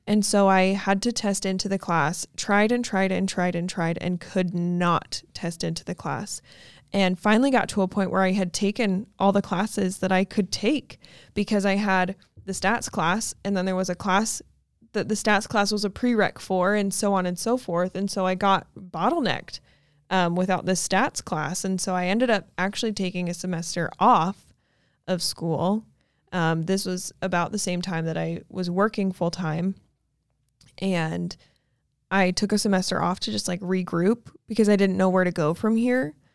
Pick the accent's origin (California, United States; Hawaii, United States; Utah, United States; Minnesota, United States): Utah, United States; Logan; moved away as an adult; now in Arizona, United States; I was born in a little town called Logan, Utah